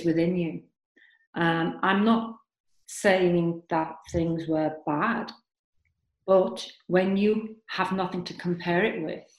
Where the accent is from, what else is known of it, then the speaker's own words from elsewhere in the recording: Liverpool, North West England, United Kingdom; moved away; I am from Liverpool, and I have lived and travelled all over the world